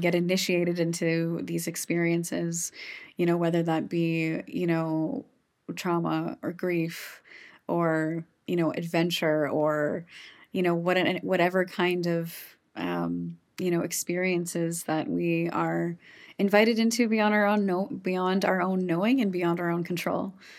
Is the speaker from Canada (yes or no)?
yes; Saskatchewan, Canada; I am born and raised in Saskatchewan